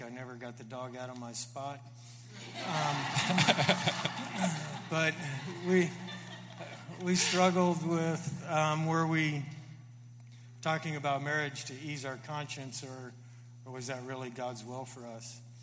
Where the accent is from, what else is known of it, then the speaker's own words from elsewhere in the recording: Florida, United States; I grew up in Florida